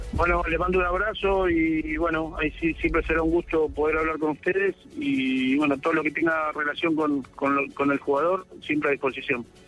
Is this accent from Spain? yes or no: no; Argentina; ahora sí estoy acá en mi país